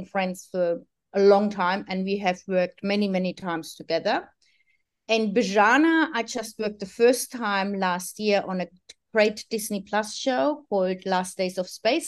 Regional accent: Sydney, New South Wales, Australia; I'm from Sydney. I'm live close to the eastern suburbs

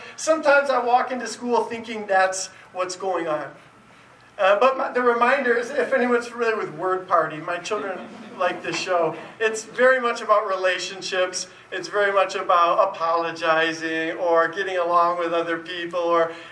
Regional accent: East Lansing, Michigan, United States; I grew up in East Lansing, where the Spartans play

